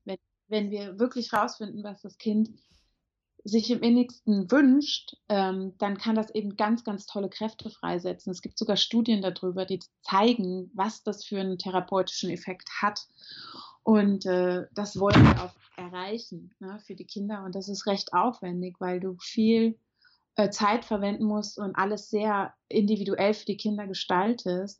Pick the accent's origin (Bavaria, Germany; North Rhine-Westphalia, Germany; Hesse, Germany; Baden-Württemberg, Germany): Hesse, Germany; Marburg; moved away as an adult; now in Frankfurt, Germany; ich bin in Marburg an der Lahn geboren, also gar nicht so weit weg von hier